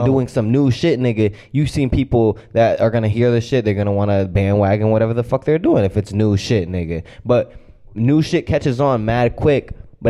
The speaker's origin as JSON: {"language": "English", "town": "Hartford", "region": "Connecticut", "country": "United States", "said": "I'm from Hartford."}